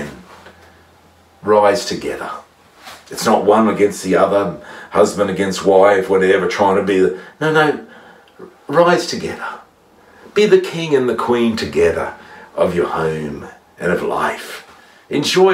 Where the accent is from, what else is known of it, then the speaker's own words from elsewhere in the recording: Gunnedah, New South Wales, Australia; my hometown in Gander